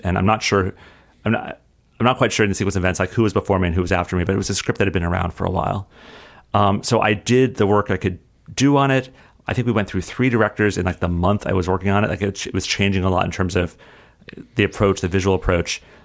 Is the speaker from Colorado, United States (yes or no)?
yes; Colorado, United States; moved away; growing up in Colorado, I would write sh, stories